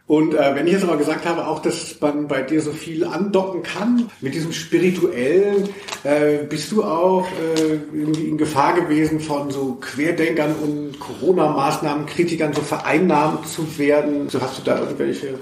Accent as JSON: {"language": "German", "region": "Hesse", "country": "Germany", "tie": "born or raised there", "also_born_or_lived": "Cologne", "moved": "yes", "said": "ich bin ja schon gebürtiger Hesse, war aber über 20 Jahre in Köln."}